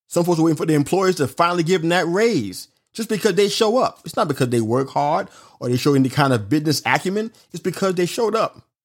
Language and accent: English; New York City, New York, United States; I'm from Brooklyn, New York